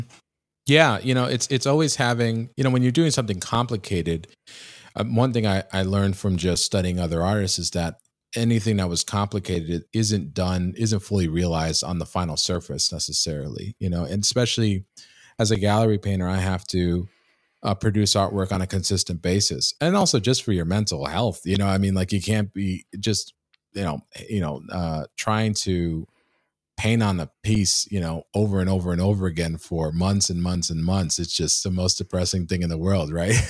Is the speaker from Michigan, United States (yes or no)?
no; New York City, New York, United States; moved away; my hometown of, um, Queens, uh, New York